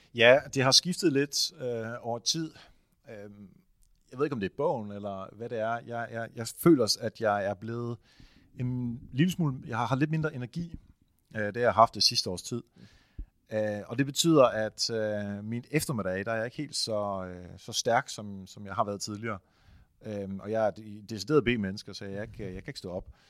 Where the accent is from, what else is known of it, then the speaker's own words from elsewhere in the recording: Netherlands; now in Denmark; Jeg er jo hollænder